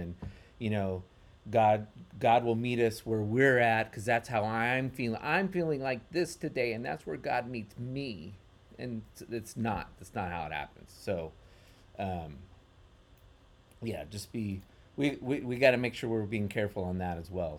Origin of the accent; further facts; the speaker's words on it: United States; as American, but also Western Chris-, Christians